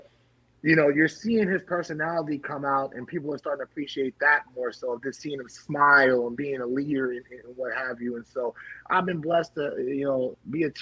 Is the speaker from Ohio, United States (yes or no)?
no; Oakland, California, United States; growing up in Oakland